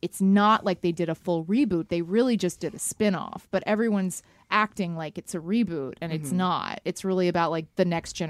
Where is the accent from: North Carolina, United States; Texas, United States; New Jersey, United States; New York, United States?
Texas, United States; Dallas; I grew up in Dallas.